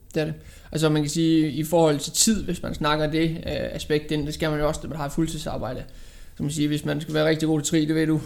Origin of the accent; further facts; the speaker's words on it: Aarhus, Central Denmark Region, Denmark; jeg kommer fra Aarhus. Bor i Aarhus